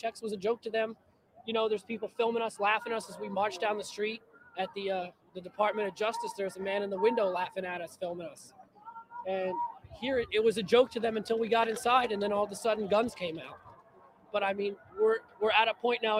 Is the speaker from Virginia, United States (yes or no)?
no; New Jersey, United States; from New Jersey